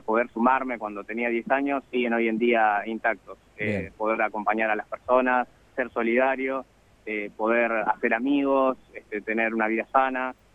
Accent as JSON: {"language": "Spanish", "town": "Buenos Aires", "country": "Argentina", "said": "De Buenos Aires"}